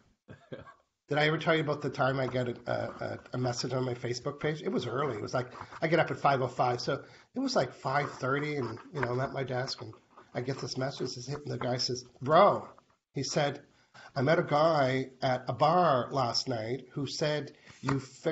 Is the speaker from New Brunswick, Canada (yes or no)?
yes; New Brunswick, Canada; moved away; I lived in New Brunswick. I was born in New Brunswick where the snow drifts were 8 feet